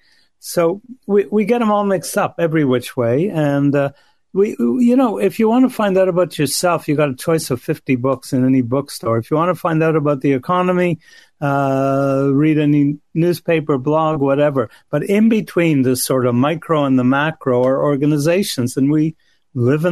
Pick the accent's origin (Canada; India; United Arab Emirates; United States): Canada; I'm Canadian